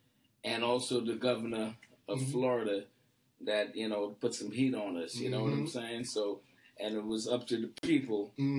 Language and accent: English; Trinidad & Tobago; moved away; also born or lived in Brooklyn, New York, United States / California, United States; I was born in Trinidad.